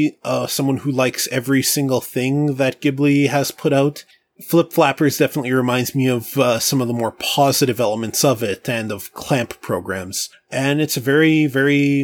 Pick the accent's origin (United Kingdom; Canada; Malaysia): Canada; I'm Canadian